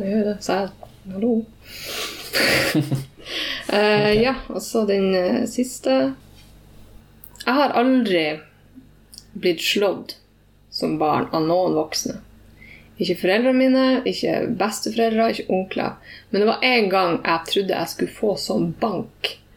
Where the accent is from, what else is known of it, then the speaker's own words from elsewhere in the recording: Tromsø, Troms, Norway; jeg sier jeg er fra Tromsø, men jeg har blitt vokst opp i Ramfjorden, som er 20 minutter unna Tromsø